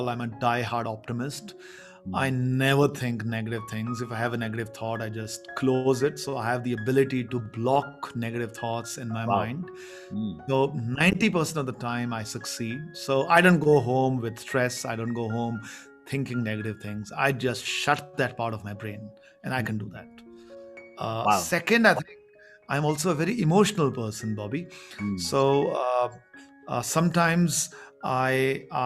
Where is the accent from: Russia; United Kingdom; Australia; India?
India; English is a second language; growing up in a very small town, which used to be a population of 15,000. And I never spoke English at home